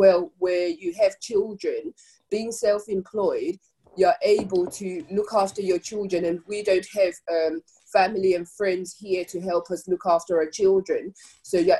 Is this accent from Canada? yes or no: no; Zimbabwe; now in United Kingdom; as a Black African person born in Zimbabwe, I'm still Zimbabwean, but I'm also British